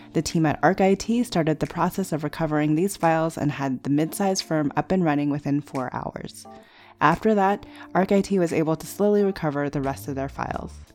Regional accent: United States; family raised me, I'm very American

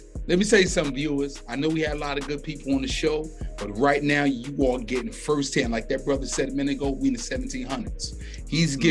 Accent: New York City, New York, United States; I'm originally from New York. Yeah, I'm Brooklyn.

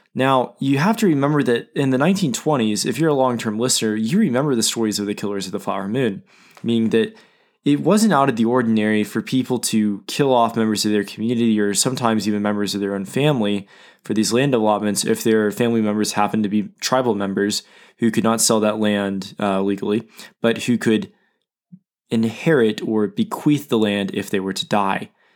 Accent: Oklahoma City, Oklahoma, United States; Oklahoma City, uh, my hometown

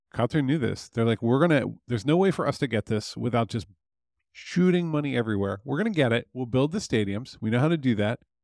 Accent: near Philadelphia, Pennsylvania, United States; moved away; I grew up near Philadelphia

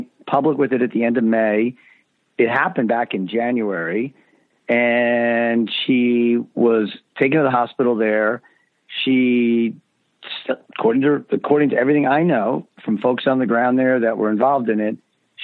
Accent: Chicago, Illinois, United States; now in New York, United States; I'm from Chicago originally. That's where I was born.

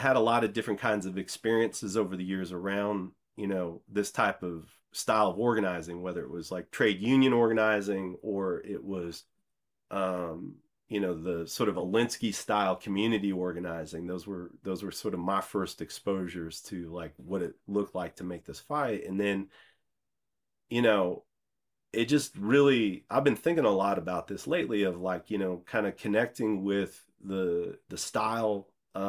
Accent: Midwest, United States; I'm from the Midwest, and I grew up in a cornfield.

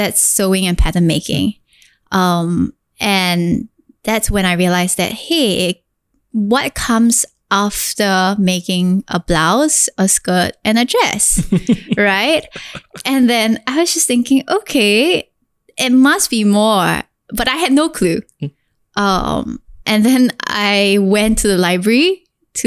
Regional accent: Singapore; I am this Singaporean girl that has gone through the most difficult childhood growing up.

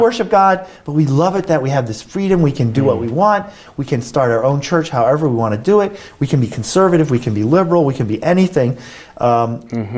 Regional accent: United States; I'm an American

